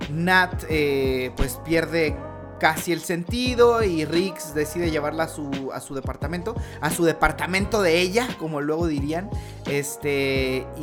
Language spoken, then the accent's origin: Spanish; Mexico; Y bueno, como buenos mexicanos, nosotros vamos a esperar que todo se solucione mágicamente